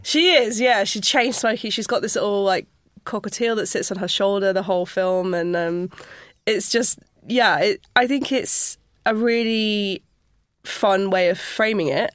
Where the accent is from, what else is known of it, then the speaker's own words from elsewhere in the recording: Sheffield, Yorkshire and the Humber, United Kingdom; I grew up just outside of Sheffield